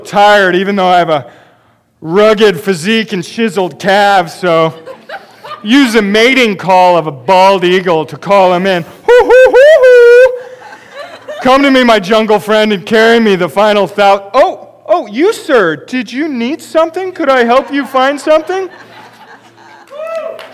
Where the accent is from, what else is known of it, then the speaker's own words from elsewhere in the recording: Pacific Northwest, United States; I have grown up in the Pacific Northwest